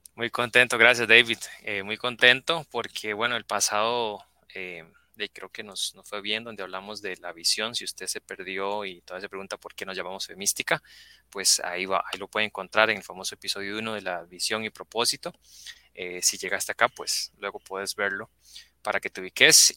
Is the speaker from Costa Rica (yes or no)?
yes; Costa Rica; estabas aquí en Costa Rica, estabas en mi país